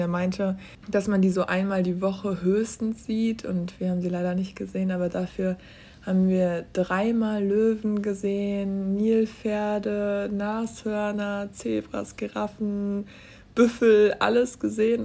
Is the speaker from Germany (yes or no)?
yes; Germany; ich bin auf dem Land aufgewachsen